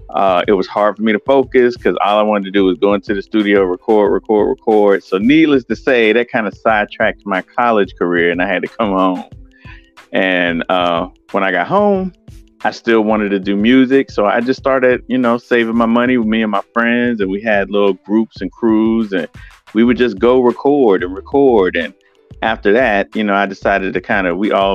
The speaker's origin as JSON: {"language": "English", "town": "Winston-Salem", "region": "North Carolina", "country": "United States", "tie": "born or raised there", "also_born_or_lived": "Brooklyn, New York", "said": "me and my mom decided to move down here"}